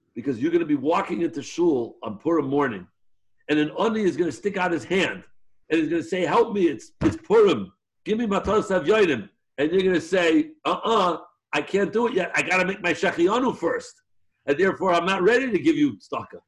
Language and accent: English; New York City, New York, United States; I was born in Chaydish Adar in Jewish Hospital on King's Highway a number of years back